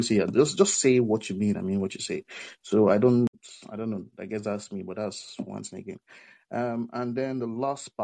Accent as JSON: {"language": "English", "country": "Nigeria", "said": "I'm from Nigeria."}